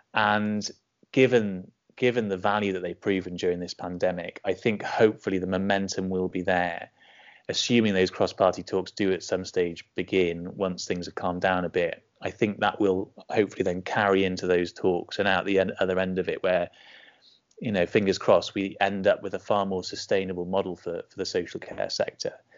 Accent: Bridgend, Wales, United Kingdom; I grew up in Bridgend in South Wales

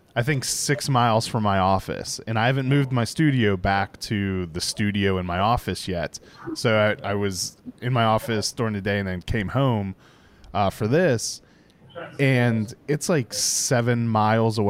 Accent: Northeast, United States; growing up in the Northeast, where everything's kind of close

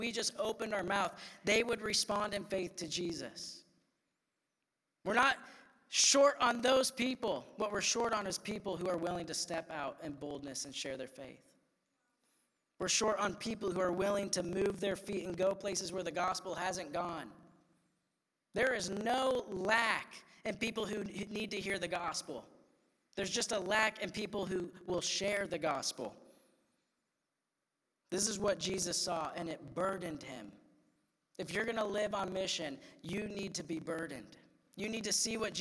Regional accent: Iowa, United States; I'm just like this white kid from Iowa that like grew

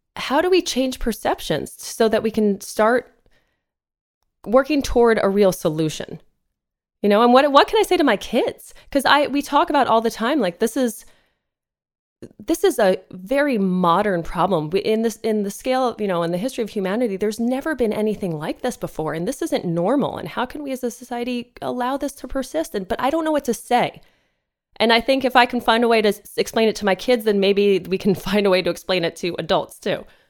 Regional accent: East Coast, United States; now in Los Angeles, United States; I'm not from here, you know, I'm from the East Coast

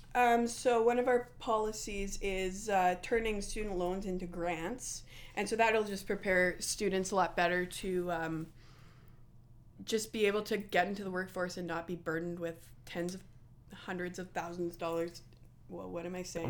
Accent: Winnipeg, Manitoba, Canada; A lot of people think I'm from Niverville. I am from Winnipeg

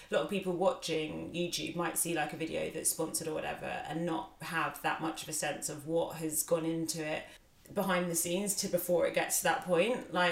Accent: Netherlands; moved away as an adult; now in London, United Kingdom; I'm from the Netherlands.

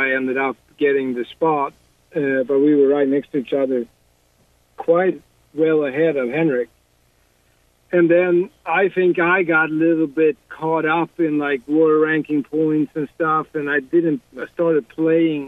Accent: Sweden; growing up in Sweden

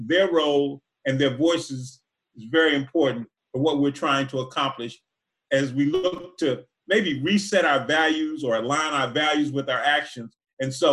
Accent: Philadelphia, Pennsylvania, United States; I was born in Philly

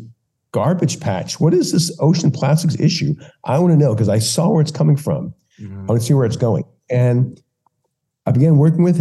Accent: Louisiana, United States; now in California, United States; I grew up in Louisiana. I grew up at the mouth of the Mississippi

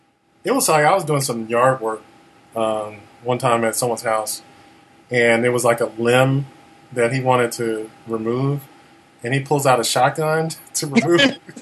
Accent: Chicago, Illinois, United States; moved away; I'm originally from Chicago

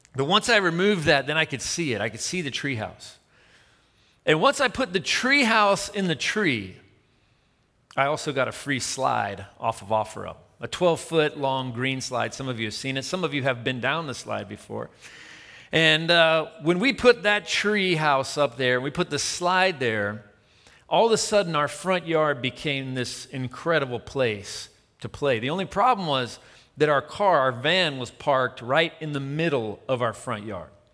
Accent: Tennessee, United States; I'm from Tennessee

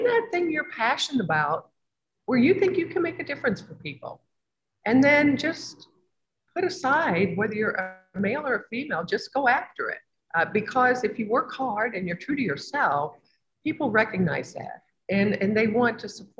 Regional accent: Evansville, Indiana, United States; I'm from Evansville, which is down across from Kentucky

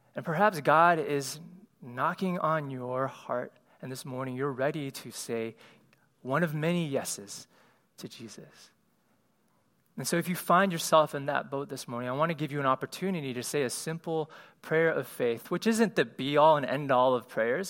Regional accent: Cleveland, Ohio, United States; moved away; as an Asian kid growing up in Cleveland, Ohio

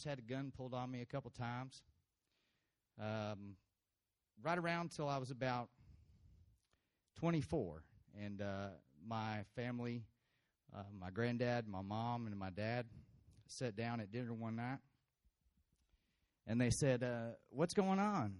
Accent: Brownwood, Texas, United States; I was born in Brownwood, Texas, here

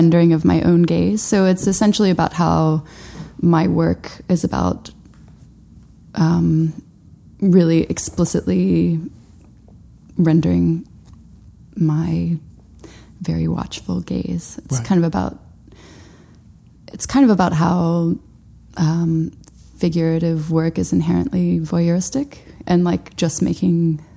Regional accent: Knoxville, Tennessee, United States; moved away as an adult; also born or lived in Georgia; now in Brooklyn, United States; I was born in Knoxville, and then, you know, my mom moved us to Georgia when I was like 5, mm-hmm. and we were in Georgia for about 5 years, and then moved back to Knoxville, and I was there until I graduated high school

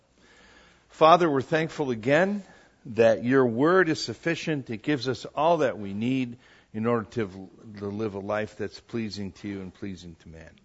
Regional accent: Wisconsin, United States; moved away; three girls that I grew up with in Wisconsin

